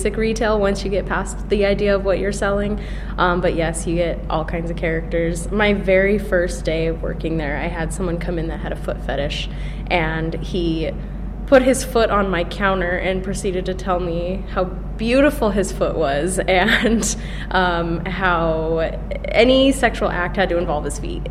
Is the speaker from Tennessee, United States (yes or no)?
no; San Diego, California, United States; moved away as an adult; now in Bloomington, United States; I'm from California. I lived in San Diego, so by the beach